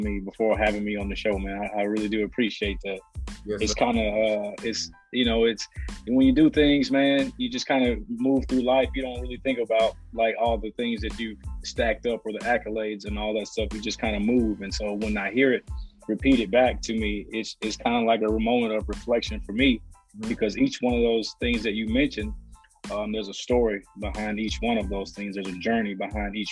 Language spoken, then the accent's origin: English; Nashville, Tennessee, United States; I am from Nashville, grew up out in South Nashville